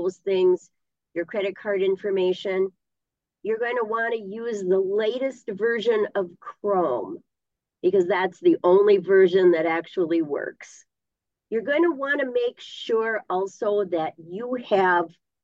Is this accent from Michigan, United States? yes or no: no; Isabella, Minnesota, United States; I was born and raised in the Northwoods in Isabella